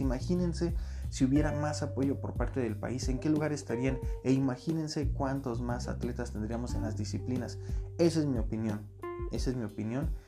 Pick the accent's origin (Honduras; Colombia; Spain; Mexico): Mexico; yo soy mexicano de corazón